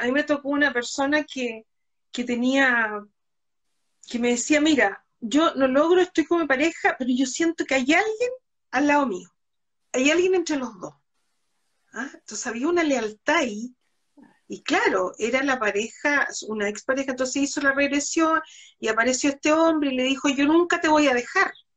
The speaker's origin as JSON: {"language": "Spanish", "town": "Concepción", "region": "Biobío", "country": "Chile", "said": "yo soy de Concepción"}